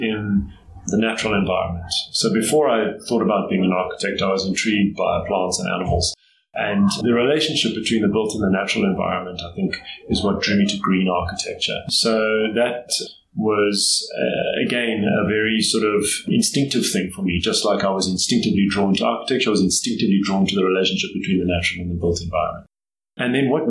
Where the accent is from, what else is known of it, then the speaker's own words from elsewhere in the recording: Johannesburg, Gauteng, South Africa; I grew up in Johannesburg. I'm one of the few people who's from Johannesburg and was actually born here and grew up here.